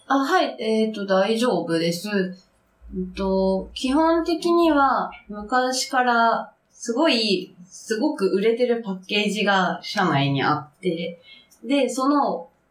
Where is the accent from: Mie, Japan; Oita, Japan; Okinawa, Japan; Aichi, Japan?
Okinawa, Japan; Nago; moved away as an adult; now in Tokyo, Japan; 出身地は沖縄県です。